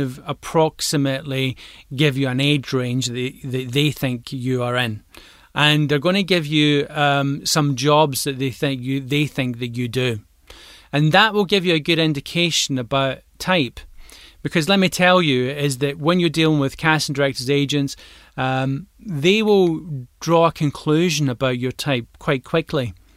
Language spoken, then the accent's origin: English; Glasgow, Scotland, United Kingdom; I'm a Glaswegian